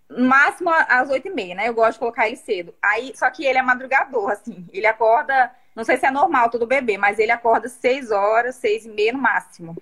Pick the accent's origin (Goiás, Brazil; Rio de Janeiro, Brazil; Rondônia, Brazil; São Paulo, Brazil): Rondônia, Brazil; Vilhena; eu sou de Vilhena, Rondônia